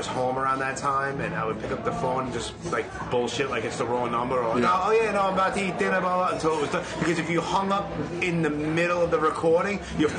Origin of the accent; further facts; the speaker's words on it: New York City, New York, United States; I'm from Brooklyn.